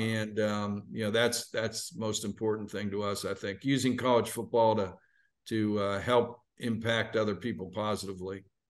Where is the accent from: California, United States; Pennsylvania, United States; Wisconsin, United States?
Pennsylvania, United States; Pittsburgh; moved away as an adult; now in Atlanta, United States; growing up in Pittsburgh